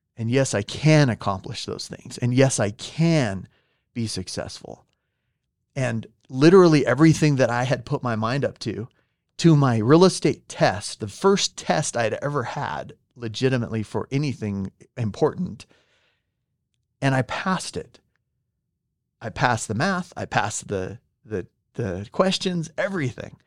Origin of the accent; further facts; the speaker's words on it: California, United States; English is a second language; now in Utah, United States; I'm from California